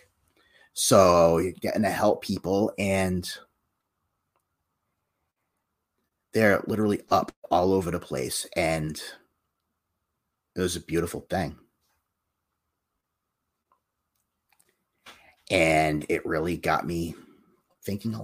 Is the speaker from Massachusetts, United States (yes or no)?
yes; Massachusetts, United States; my hometown here in Massachusetts